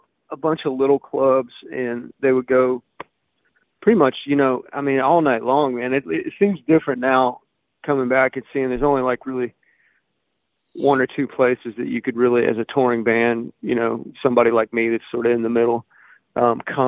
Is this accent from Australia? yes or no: no; Gainesville, Florida, United States; moved away as an adult; also born or lived in Los Angeles / Nashville / Austin / Alabama; I grew up in North Florida, man, in like Gainesville, just north of Gainesville area